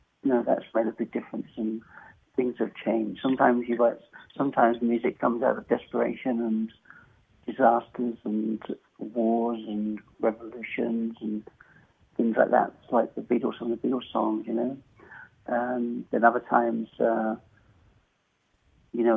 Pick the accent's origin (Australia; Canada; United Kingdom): United Kingdom; Essex, East of England; now in Kingsport, United States; I grew up in England, in Essex, in the culture, the armor barracks